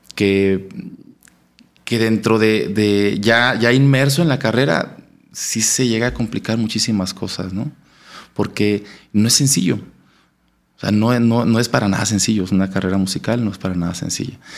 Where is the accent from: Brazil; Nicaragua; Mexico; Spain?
Mexico; Monclova, Coahuila; moved away as an adult; also born or lived in Saltillo, Mexico; Soy originario de Monclova, Coahuila.